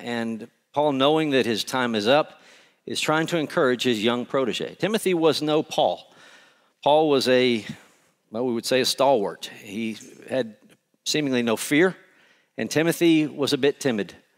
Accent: Conroe, Texas, United States; moved away; I grew up in Conroe

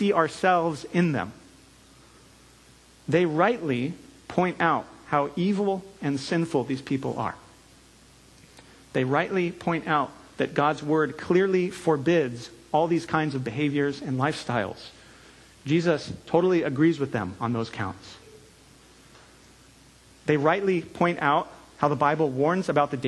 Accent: California, United States; moved away; I'm from California

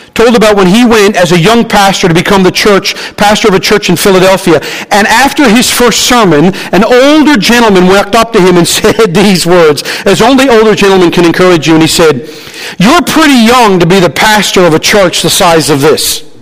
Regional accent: Newfoundland and Labrador, Canada; I'm a Newfoundlander.

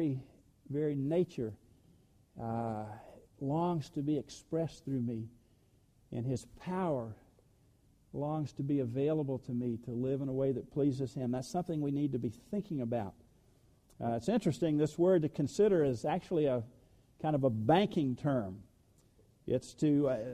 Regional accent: the South, United States; I was born in the South

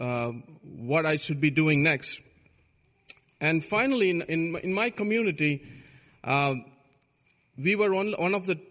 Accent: India; moved away; I was born in India

